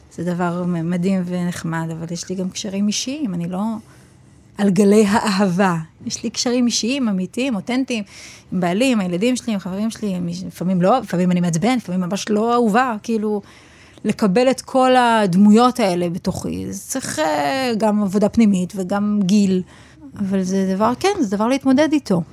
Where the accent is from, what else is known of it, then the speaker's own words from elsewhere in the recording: Petah Tikva, Central District, Israel; אני מפתח תקווה ואני לשם שייכת